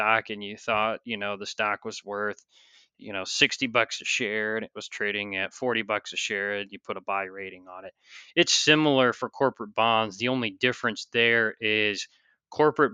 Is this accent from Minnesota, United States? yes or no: no; St. Louis, Missouri, United States; moved away as an adult; also born or lived in New York City; I'm originally from the St. Louis area